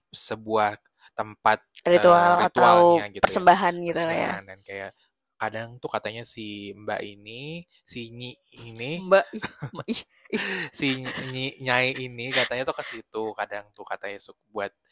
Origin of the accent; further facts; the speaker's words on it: Bekasi, West Java, Indonesia; gue orang Bekasi